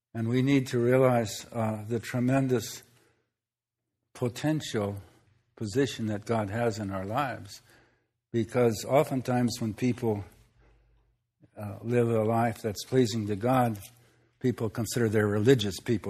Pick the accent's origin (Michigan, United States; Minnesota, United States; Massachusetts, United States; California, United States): Minnesota, United States; where I grew up in Minnesota